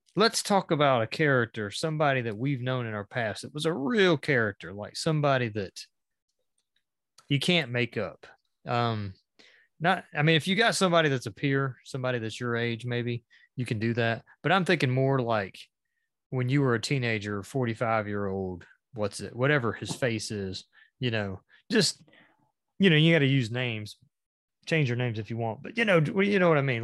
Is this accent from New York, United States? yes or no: no; a little small town in Georgia, United States; born or raised there